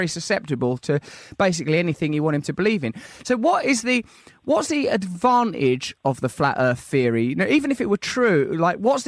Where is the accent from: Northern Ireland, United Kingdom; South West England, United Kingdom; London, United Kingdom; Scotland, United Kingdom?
London, United Kingdom; Sidcup; since I was a little girl growing up in Sidcup.